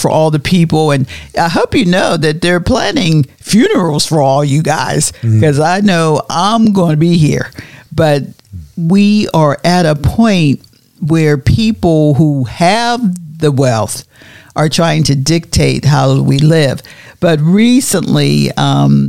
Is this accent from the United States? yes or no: yes; Pittsburgh, Pennsylvania, United States; also born or lived in Florida; now in Oklahoma, United States; Pittsburgh was always known as the gray city, because we had so much smoke puffing out of the steel mills